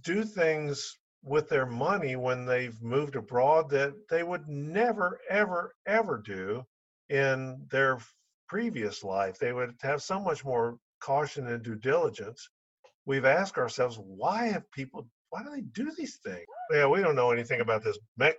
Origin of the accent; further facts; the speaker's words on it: Atlanta, Georgia, United States; sitting in the stands watching our kids play sports when we were growing up in Atlanta.